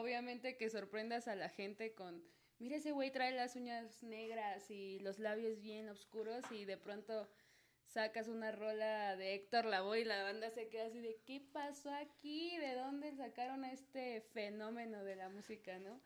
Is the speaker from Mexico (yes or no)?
yes; Mexico City, Mexico; Nací aquí, nací en Azcapo, de hecho. Estoy en mis tierras chintololas.